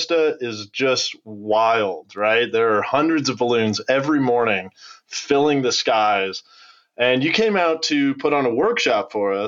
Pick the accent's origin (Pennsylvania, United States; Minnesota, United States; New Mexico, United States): New Mexico, United States; Albuquerque; moved away as an adult; coming from the Southwest, from the arid Southwest, growing up in New Mexico